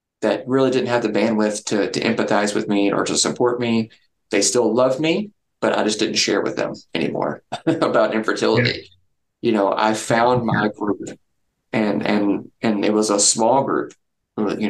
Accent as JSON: {"language": "English", "region": "Kentucky", "country": "United States", "said": "I'm from Kentucky"}